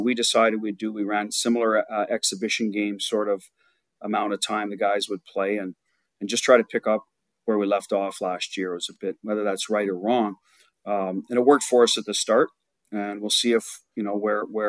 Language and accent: English; Ottawa, Ontario, Canada; I grew up in Ottawa